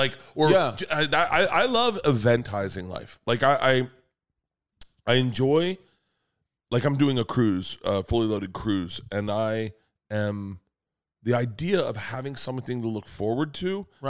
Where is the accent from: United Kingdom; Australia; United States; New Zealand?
United States; Florida; moved away as an adult; now in Los Angeles, United States; I was from Florida.